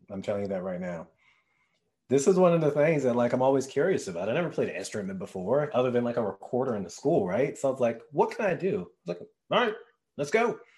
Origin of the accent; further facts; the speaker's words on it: Richmond, Virginia, United States; Uh, Richmond, Virginia.